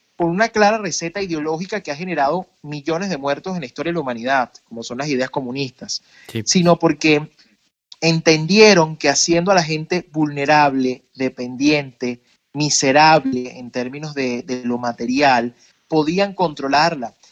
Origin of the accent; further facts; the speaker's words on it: Venezuela; no pude crecer en mi niñez total o mi adolescencia en un país donde yo realmente podía haber sido libre